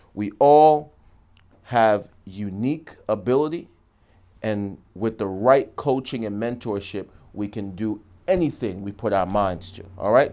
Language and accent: English; New York, United States; I'm a New Yorker